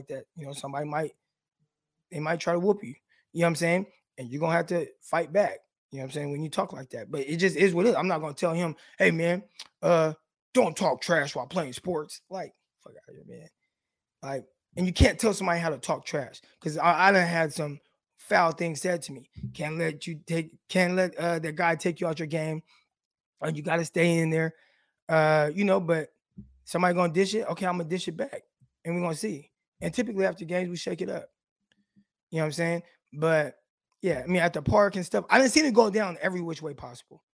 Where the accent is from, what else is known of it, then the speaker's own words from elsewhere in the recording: Stockton, California, United States; I'm from Stockton, California, Valverde Park